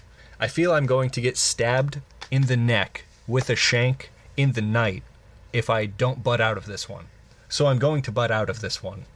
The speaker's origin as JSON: {"language": "English", "country": "United States", "said": "because we're American."}